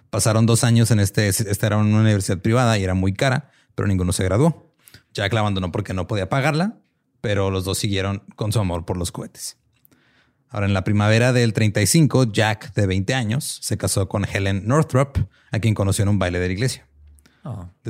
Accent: Mexico; como mexicanos a todos nos ha dado propulsión a chorro

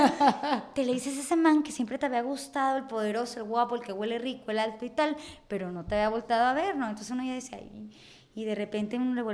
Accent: Mexico; de herencia hereditario que que uno como mexicano, uno creció con esa televisión, uno le dedicó eso.

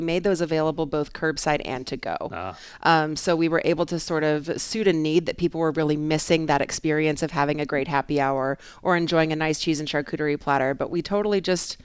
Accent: Texas, United States; I grew up in Texas eating oyster po'boys

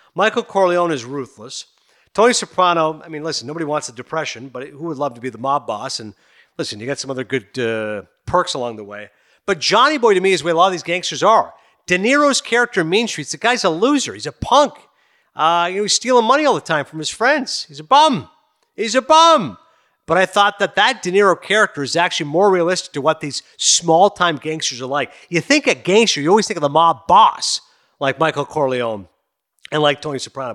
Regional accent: Kingston, Ontario, Canada; also born or lived in Toronto; I'm Canadian, born in Toronto and I grew up in Eastern Ontario and Kingston

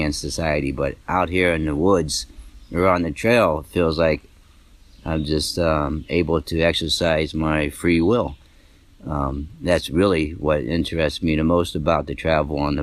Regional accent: Cuyahoga Falls, Ohio, United States; I'm from Cuyahoga Falls, Ohio.

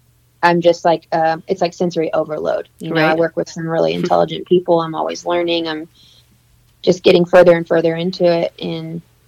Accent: Texas, United States; I'm originally from Central Texas, and I guess probably in middle school, end of middle school, I decided I was ready to get behind the weapon

